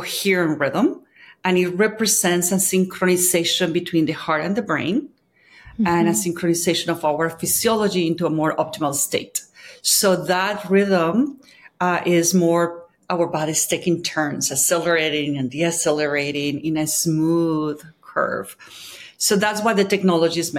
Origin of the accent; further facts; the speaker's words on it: Colombia; I'm from Colombia